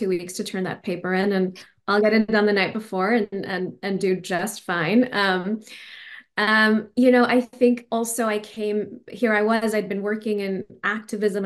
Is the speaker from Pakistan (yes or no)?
yes; Pakistan; first language Urdu; English is a second language; moved away as an adult; also born or lived in Stanford, United States / Dubai, United Arab Emirates; my native tongue, Urdu